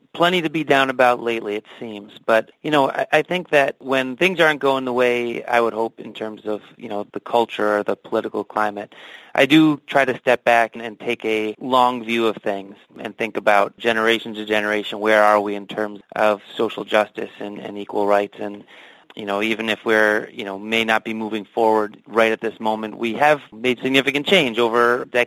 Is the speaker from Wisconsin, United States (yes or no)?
yes; Milwaukee, Wisconsin, United States; I grew up in Milwaukee